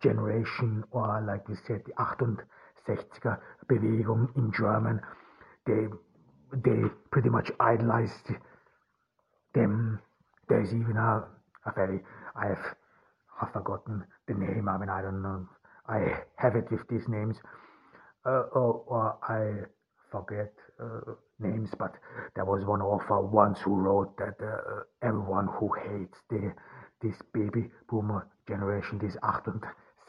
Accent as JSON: {"language": "English", "region": "Ordu", "country": "Turkey", "said": "I am here in Turkey. I am from Ordu. I'm here in Ordu"}